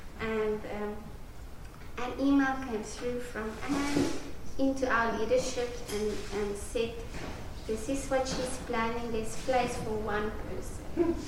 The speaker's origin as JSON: {"language": "English", "town": "Witbank", "region": "Mpumalanga", "country": "South Africa", "tie": "born or raised there", "said": "Just when I was growing up in Witbank, Balboa, in a very mining town"}